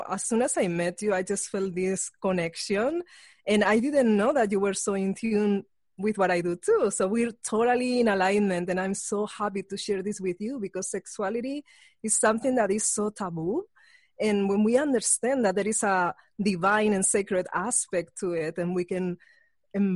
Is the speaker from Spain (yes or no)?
yes; Spain; moved away; I grew up in Spain